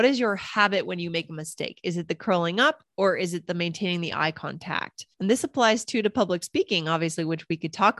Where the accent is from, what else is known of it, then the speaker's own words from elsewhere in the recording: United States; first language English; also born or lived in Japan / New York / Boston; I was spoken English since I was born from the US